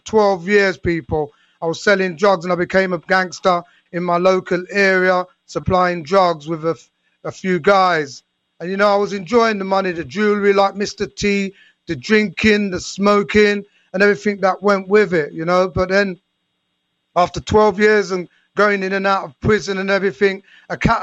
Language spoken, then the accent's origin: English; London, United Kingdom; my story stems from growing up in London in the 70s with my mom and dad and five siblings